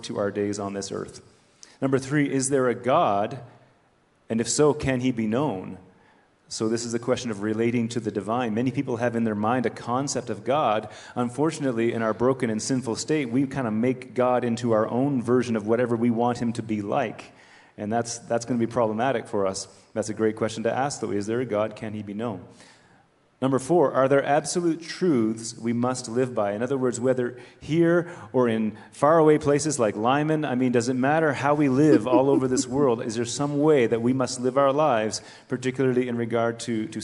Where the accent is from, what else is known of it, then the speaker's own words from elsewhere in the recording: Canada; I'm a Canadian